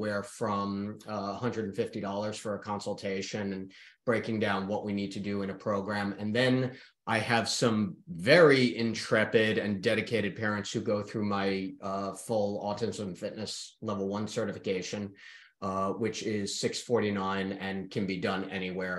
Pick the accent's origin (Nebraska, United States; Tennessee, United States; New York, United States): New York, United States; accent: fast talk; now in Charlotte, United States; I am from New York